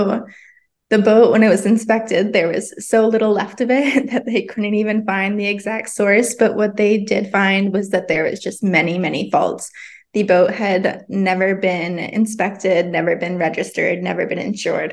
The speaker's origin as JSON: {"language": "English", "region": "Vermont", "country": "United States", "tie": "born or raised there", "moved": "yes", "lives_now": "Southern California, United States", "said": "living in Southern California, but, born and raised in Vermont."}